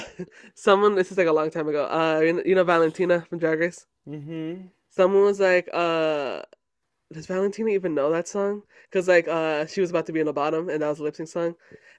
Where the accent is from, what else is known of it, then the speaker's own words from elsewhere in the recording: United States; I could say this, I'm Mexican American.